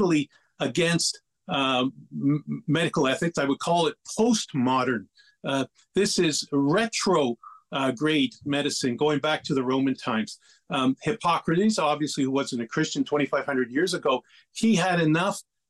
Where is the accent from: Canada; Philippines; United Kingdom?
Canada; Lachine, Quebec; I was born and raised in Lachine